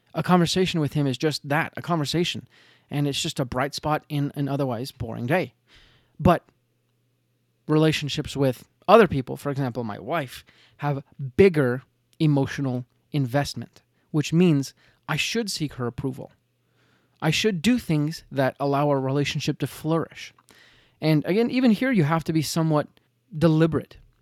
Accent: Utah, United States; I'm from Utah

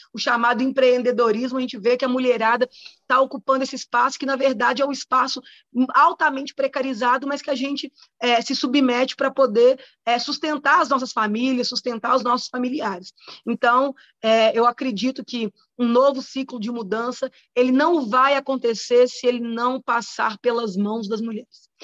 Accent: Contagem, Minas Gerais, Brazil; sou moradora de Contagem desde que nasci

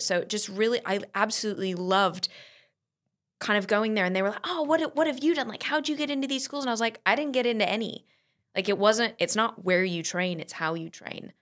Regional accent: San Diego, California, United States; born or raised there; also born or lived in St Albans, England

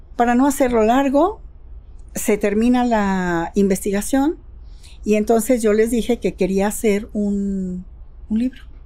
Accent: Jalisco, Mexico

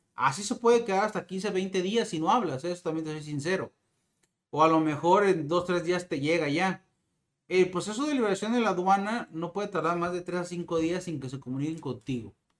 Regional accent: Mexico; como mexicano

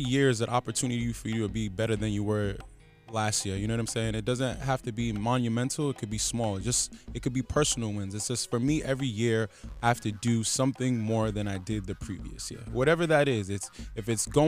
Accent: Providence, Rhode Island, United States; I grew up Southside of Providence. I grew up in Chad Brown Projects.

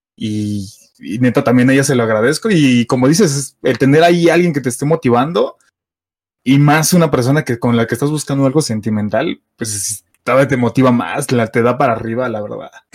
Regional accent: Mexico City, Mexico; soy de la Ciudad de México, soy chilango

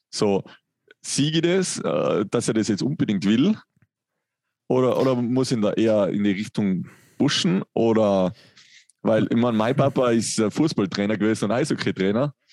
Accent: Tyrol, Austria; Da, da, da kommst du, glaube ich, gar nicht aus als Tiroler.

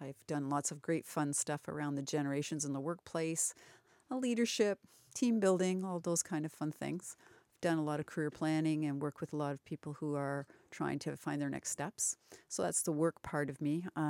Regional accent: Brantford, Ontario, Canada; now in Paris, Canada; Well, I'm a Brantfordian, although I live in Paris. I grew up in Brantford.

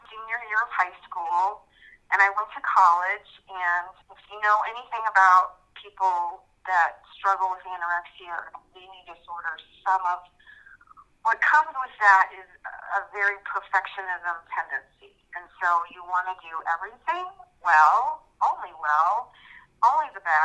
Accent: Virginia, United States; moved away as an adult; now in Idaho, United States; I'm currently living in Idaho, but I was actually born and raised in Virginia and lived most of my life, well, the first 18 years of my life in Virginia

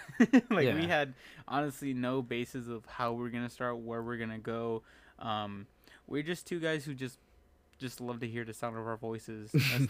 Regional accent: Sacramento, California, United States; this is my hometown

